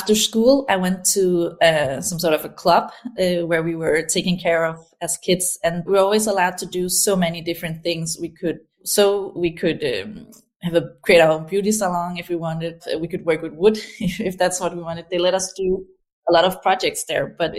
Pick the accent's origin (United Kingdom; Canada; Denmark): Denmark; Aarhus, Central Denmark Region; I grew up in a city called Aarhus in Denmark. It's the second biggest city here